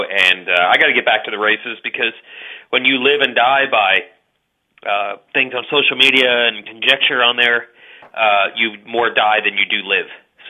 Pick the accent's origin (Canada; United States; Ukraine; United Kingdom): Canada; Being Canadian, that's not a Canadian thing.